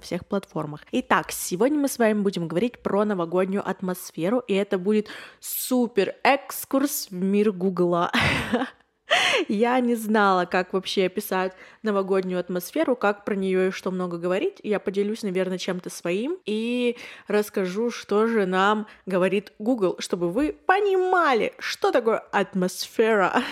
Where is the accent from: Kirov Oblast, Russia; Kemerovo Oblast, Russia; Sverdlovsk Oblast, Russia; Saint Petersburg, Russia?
Sverdlovsk Oblast, Russia; Yekaterinburg; мне 21, и я из Екатеринбурга